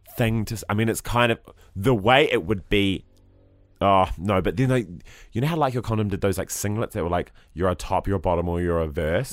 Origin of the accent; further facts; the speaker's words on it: New Zealand; As a Kiwi bloke